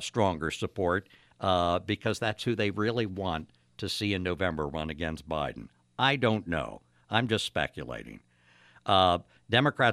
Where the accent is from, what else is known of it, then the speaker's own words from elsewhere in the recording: Upper Darby, Pennsylvania, United States; my hometown of Upper Darby